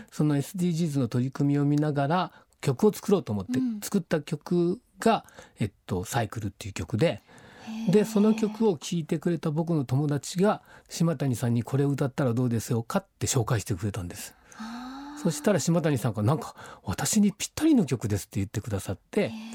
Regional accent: Yakushima, Kagoshima, Japan; moved away; 僕小学校の時は屋久島で育ったので

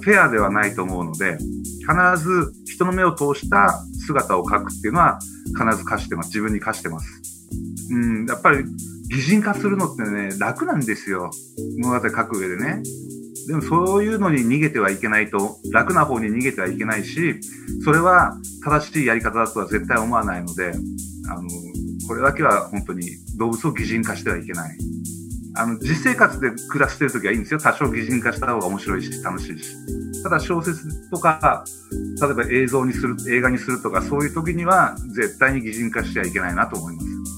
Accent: Urakawa, Hokkaido, Japan; moved away; also born or lived in Yokohama; 北海道の浦河町という生まれ故郷にいたんですけれども

